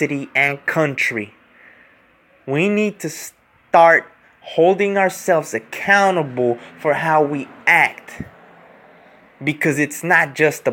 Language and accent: English; California, United States; I was born here in California.